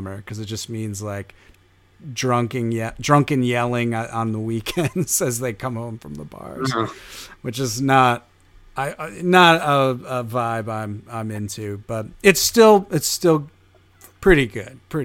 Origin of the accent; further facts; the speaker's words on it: upstate New York, United States; now in New York City, United States; I'm from upstate New York, and now I've been in New York City for, almost a decade